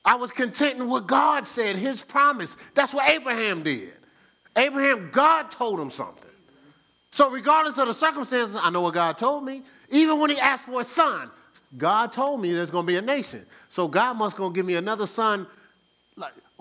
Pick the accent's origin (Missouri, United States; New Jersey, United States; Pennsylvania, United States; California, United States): New Jersey, United States; moved away; I'm from Jersey